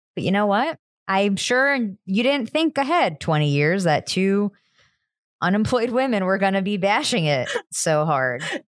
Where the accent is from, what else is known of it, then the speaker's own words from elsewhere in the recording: New Jersey, United States; I'm also from New Jersey, the diner capital of the world